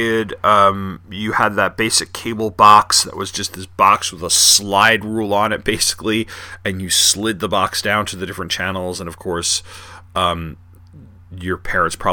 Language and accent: English; Long Island, New York, United States; when I was growing up in Long Island in the 80s and 90s